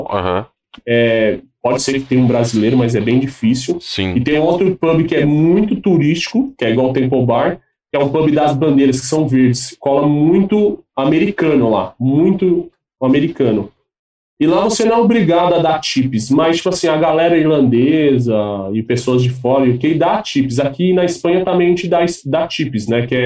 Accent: Brazil; now in Ireland; Eu falei, ah, sou do Brasil tal. Aí eu já tava meio com um sotaque lá meio irlandês, né?

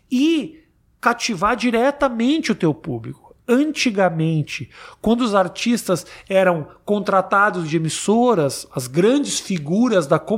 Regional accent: Rio Grande do Sul, Brazil; now in New York, United States; eu que sou gaúcho.

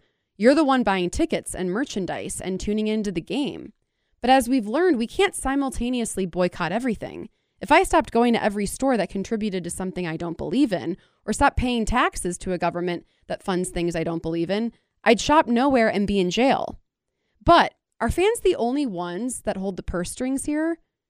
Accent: Cleveland, Ohio, United States; I'm from Cleveland

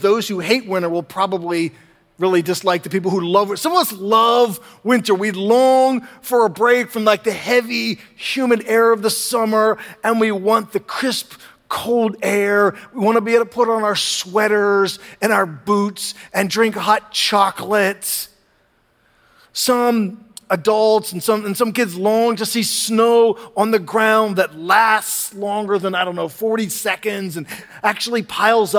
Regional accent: the North, Northern United States, United States; now in Southern United States; When I was younger in the North

